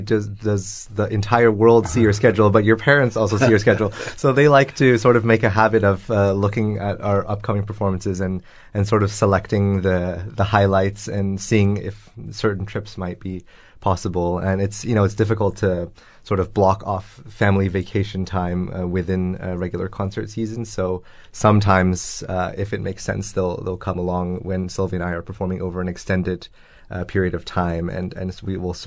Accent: Canada; now in Germany; I'm a Canadian citizen

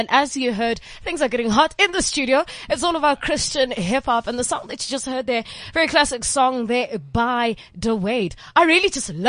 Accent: East London, Eastern Cape, South Africa; now in Johannesburg, South Africa; I'm from the Eastern Cape, right there in East London.

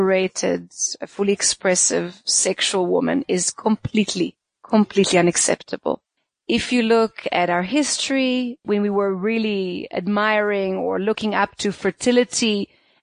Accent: Israel; moved away as an adult; also born or lived in South Africa; I was born in Israel, and I grew up there till I was 30, actually

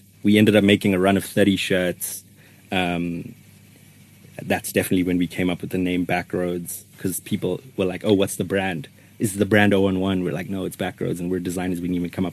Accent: Johannesburg, Gauteng, South Africa; we're suburb boys who still, you know, if someone asks you where you're from, you say Joburg

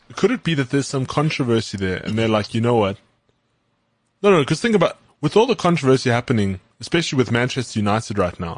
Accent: South Africa; being South African

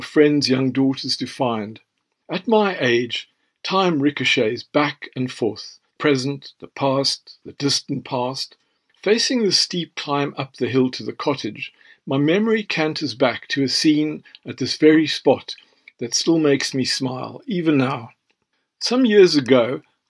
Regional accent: Western Cape, South Africa; moved away as an adult; now in England; I was from the Cape and had lived here for decades

